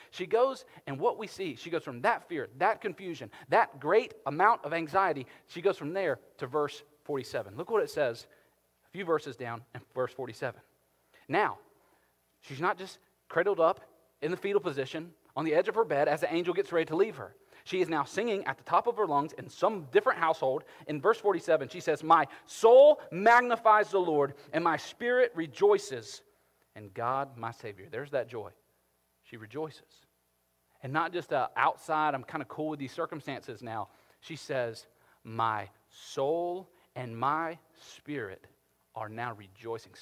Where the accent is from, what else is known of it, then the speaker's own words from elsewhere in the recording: Carrollton, United States; I'm from Carrollton